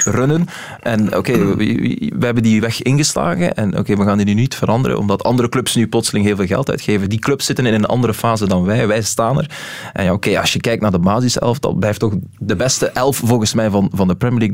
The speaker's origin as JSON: {"language": "Dutch", "country": "Belgium"}